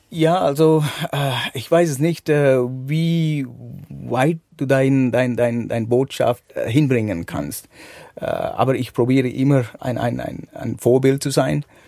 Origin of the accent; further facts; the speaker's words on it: Sri Lanka; German is a second language; moved away as an adult; now in Switzerland; ich komme aus Sri Lanka, geboren und aufgewachsen.